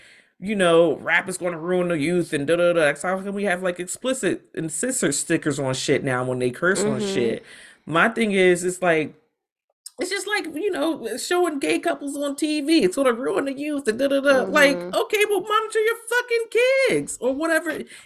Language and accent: English; United States; I grew up in America